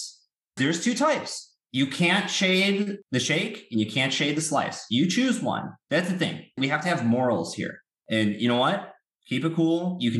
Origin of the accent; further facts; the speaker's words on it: Chicago, Illinois, United States; I'm from Chicago